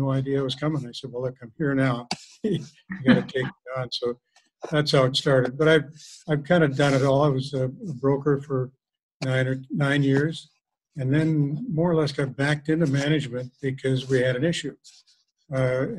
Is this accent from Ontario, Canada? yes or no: no; Kamloops, British Columbia, Canada; I grew up in Kamloops. I was born and raised in Kamloops